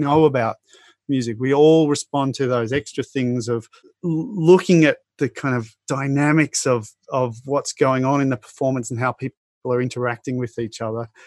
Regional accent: Australia; growing up in Australia

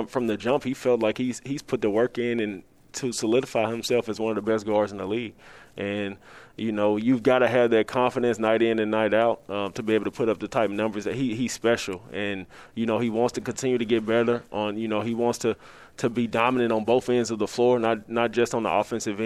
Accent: the South, United States; I'm from the South, so I'm an SEC guy

